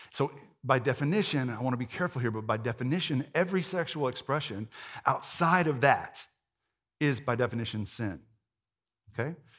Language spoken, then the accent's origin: English; the Bible Belt, United States; if you grew up in the Bible Belt, like I did